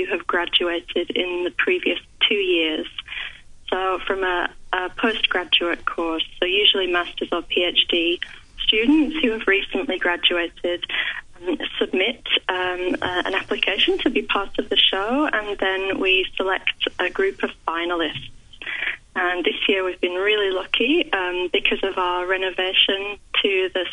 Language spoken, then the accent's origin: English; Yorkshire and the Humber, United Kingdom; moved away as an adult; now in Melbourne, Australia; I'm originally from West Yorkshire, but I've been in Melbourne about 15 years